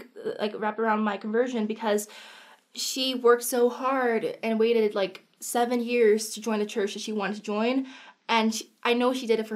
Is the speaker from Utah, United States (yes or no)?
yes; Cedar City, Utah, United States; also born or lived in San Diego / Guam / Virginia Beach; I'm from Cedar City. I live in San Diego, Guam, Virginia Beach, military kid.